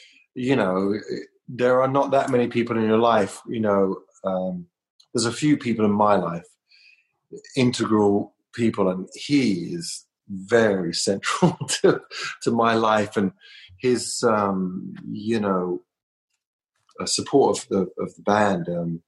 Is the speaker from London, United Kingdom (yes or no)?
yes; London, United Kingdom; now in United States; To Trauma Records in the Valley, and I came from London.